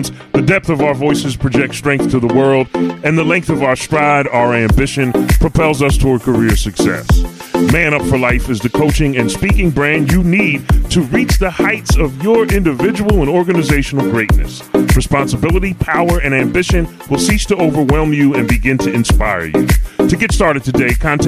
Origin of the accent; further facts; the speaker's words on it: Philadelphia, Pennsylvania, United States; I am from Philadelphia, Philly